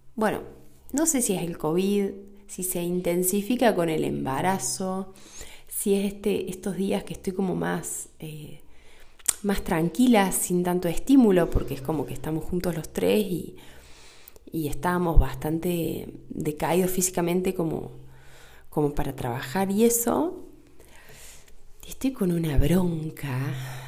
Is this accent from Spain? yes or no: no; Argentina; acá en Argentina, en mi país